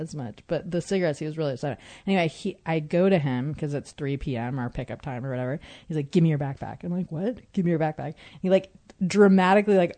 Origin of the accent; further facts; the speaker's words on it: Northern California, United States; I grew up in Northern California